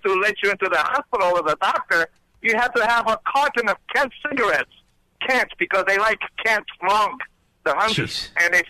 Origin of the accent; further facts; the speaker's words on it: Romania; now in Queens, New York, United States; I was born in Romania.